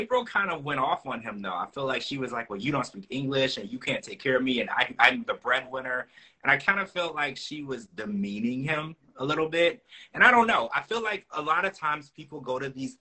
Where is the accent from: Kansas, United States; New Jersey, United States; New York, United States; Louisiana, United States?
Louisiana, United States; now in Orlando, United States; I grew up in Louisiana